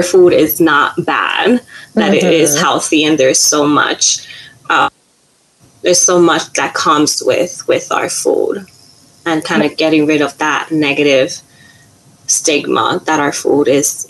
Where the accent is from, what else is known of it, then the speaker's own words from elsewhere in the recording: New York City, New York, United States; I did my undergrad here in New York City. So I'm from New York City